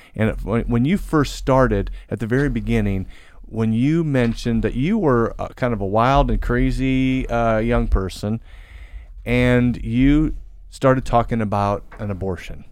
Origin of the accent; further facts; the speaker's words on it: Central Illinois, United States; now in Louisville, United States; my hometown area in Central Illinois